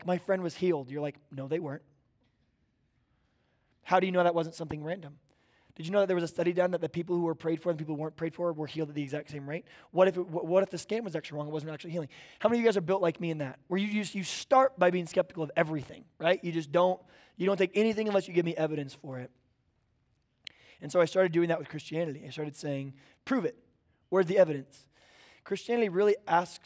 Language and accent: English; Oklahoma, United States; now in Bonsall, California, United States; I grew up in Oklahoma